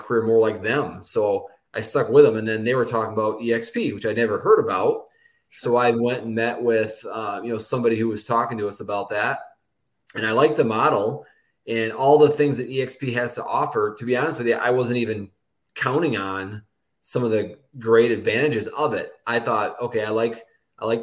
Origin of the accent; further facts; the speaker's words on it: Michigan, United States; I'm from Michigan, and I grew up like a hour north of Metro Detroit area out in a little small town